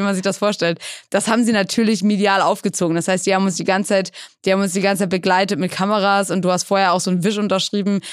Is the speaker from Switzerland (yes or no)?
no; Schleswig-Holstein, Germany; also born or lived in England; now in Hamburg, Germany; Gebürtig aus England, und dann aufgewachsen in Schleswig-Holstein, so 45 Minuten von Hamburg